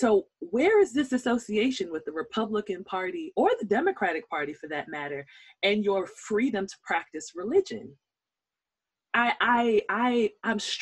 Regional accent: Nigeria; I'm Nigerian

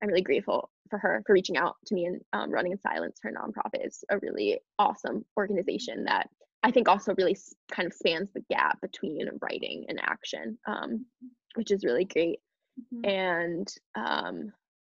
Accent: New York, United States; moved away; I'll probably be moving to New York, which is where I'm originally from. I was born in New York

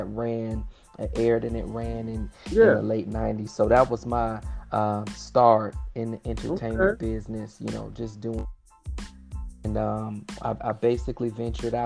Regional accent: Miami, Florida, United States; I'm born and raised in Miami, Florida

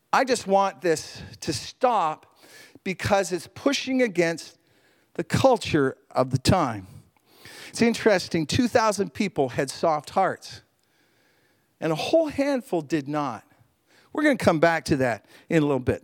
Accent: Canada; as a Canadian

